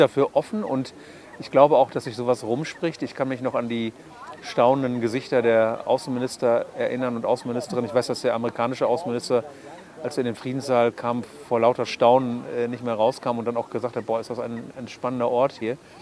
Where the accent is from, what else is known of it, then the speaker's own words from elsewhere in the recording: Münster, North Rhine-Westphalia, Germany; Meine Eltern haben dann ein Haus in Körde gekauft, sodass ich meine Jugend und Kindheit in Körde verbracht habe